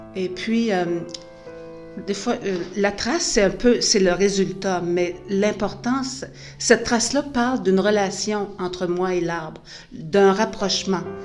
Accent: Gaspésie, Quebec, Canada; now in New Brunswick, Canada; J'habite au Nouveau-Brunswick depuis une trentaine d'années, mais je suis originaire de la Gaspésie.

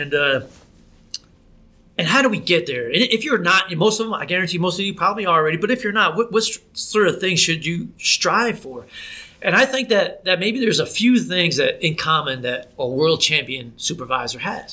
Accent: New Jersey, United States; moved away as an adult; I grew up in New Jersey

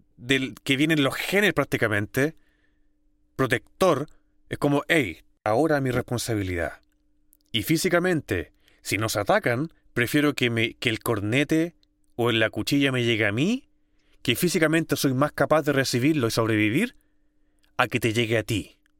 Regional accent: San Bernardo, Santiago Metropolitan Region, Chile; nacido y criado en Santiago, en San Bernardo

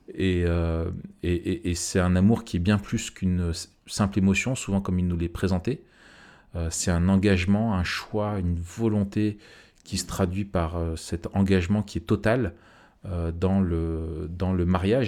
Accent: France; chez nous en France

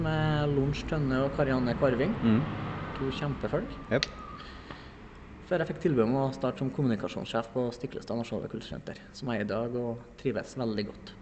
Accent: Beitstad, Trøndelag, Norway; now in Sparbu, Norway; Jeg er jo fra Bestand. Det er jo dugnadsbygda nummer én

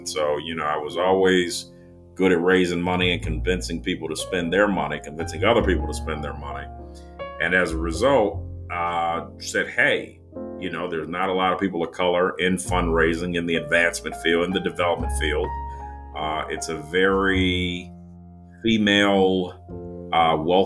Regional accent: Detroit, Michigan, United States; moved away; I'm originally from Detroit, Michigan

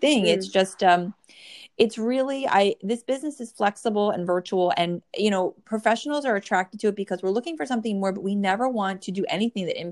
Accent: New Jersey, United States; born or raised there

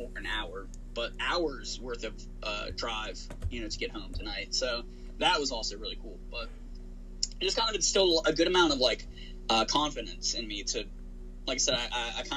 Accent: Chesterfield, Virginia, United States; also born or lived in Richmond, Virginia; my hometown, here in Virginia, which I technically live in Richmond, but the high school I went to is about 10 minutes outside of the city in Chesterfield

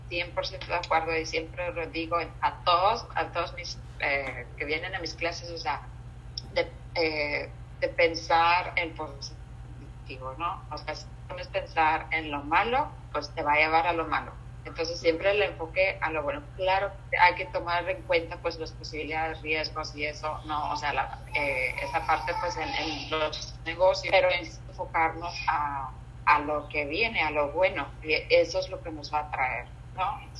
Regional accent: Finland; Spanish is a second language; soy de Finlandia, ¿no? Entonces

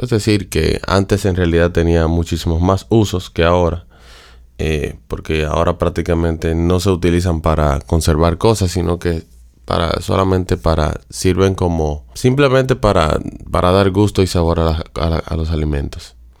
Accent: Dominican Republic; de donde soy, República Dominicana

